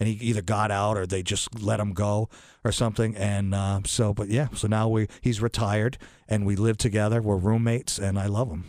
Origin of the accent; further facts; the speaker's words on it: New London, United States; I am from this area. I'm from New London. I went to New London High.